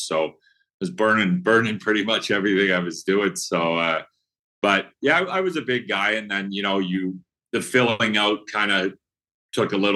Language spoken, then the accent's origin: English; Gibbons, Alberta, Canada; also born or lived in Edmonton, Alberta; I grew up actually in Gibbons, Alberta